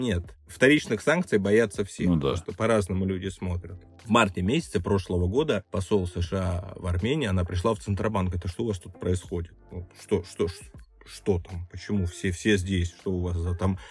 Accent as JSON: {"language": "Russian", "region": "Krasnodar Krai", "country": "Russia", "tie": "born or raised there", "also_born_or_lived": "Moscow", "moved": "yes", "lives_now": "Yerevan, Armenia", "said": "я вообще родился и вырос на Кубани"}